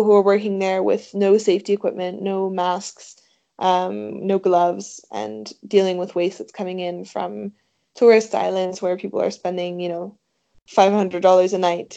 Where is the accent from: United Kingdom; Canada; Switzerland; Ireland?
Switzerland; moved away as an adult; I grew up in Switzerland where we have a lot of mountains